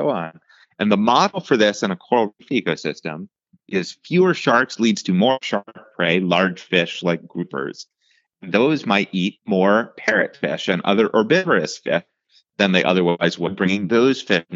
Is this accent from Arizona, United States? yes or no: no; outside of Pittsburgh, Western Pennsylvania, United States; moved away; where I grew up in Western Pennsylvania, outside of Pittsburgh